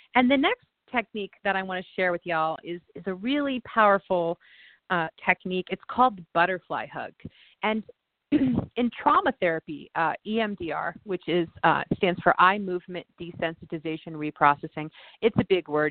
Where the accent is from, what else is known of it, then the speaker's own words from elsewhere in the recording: Indiana, United States; there's a lake that I used to go to as a child growing up in Indiana